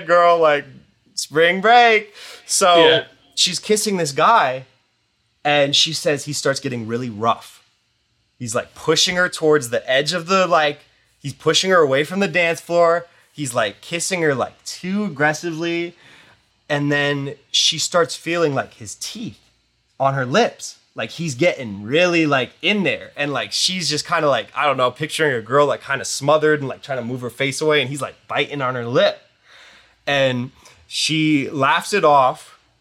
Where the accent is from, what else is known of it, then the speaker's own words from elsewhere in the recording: East Coast, United States; We're from the East Coast